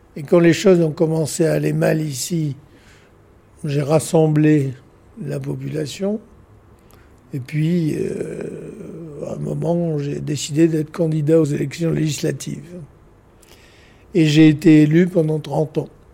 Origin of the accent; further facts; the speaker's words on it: Nouméa, South Province, New Caledonia; also born or lived in Australia / United States / England; Je suis né à Nouméa, à la première vallée du Tir